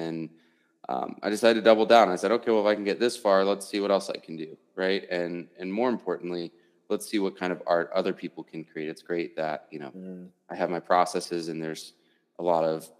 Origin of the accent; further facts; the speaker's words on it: Washington, D.C. area, Virginia, United States; now in Denver, United States; I'm originally from Virginia, Washington, D.C. area, which is like far east, right?